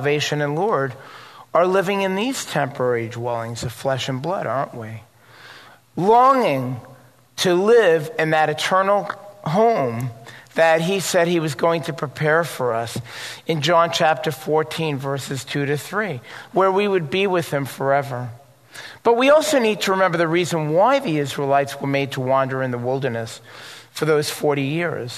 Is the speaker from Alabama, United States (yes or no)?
no; New York, United States; I was growing up in New York and went to synagogue